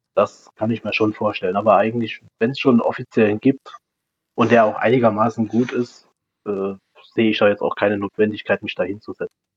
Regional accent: Saarland, Germany; als Saarländer

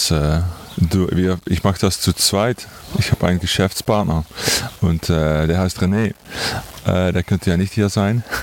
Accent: Netherlands; German is a second language; Und wir kommen aus Holland.

